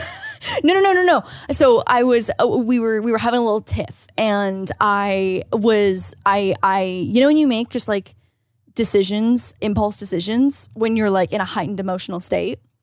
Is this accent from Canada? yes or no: yes; Canada; moved away; As a Canadian